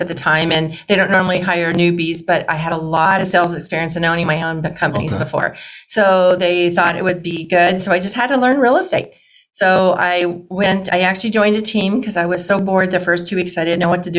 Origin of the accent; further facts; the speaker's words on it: Arizona, United States; moved away as an adult; also born or lived in Oregon; I'm a native Arizonan